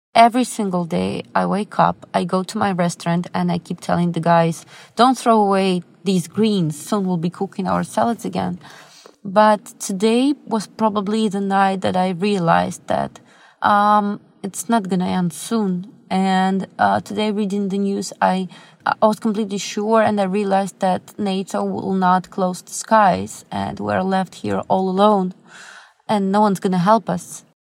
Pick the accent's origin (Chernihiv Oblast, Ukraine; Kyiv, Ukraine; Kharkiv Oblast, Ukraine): Kyiv, Ukraine; I'm from Kiev, Ukraine